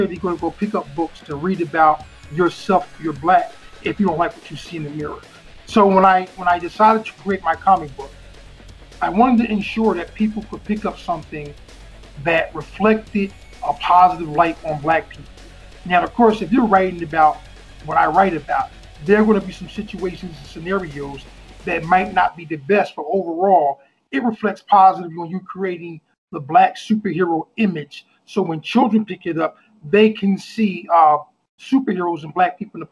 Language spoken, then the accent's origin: English; Trenton, New Jersey, United States; Born and bred, the Vineland Housing Projects in Trenton, New Jersey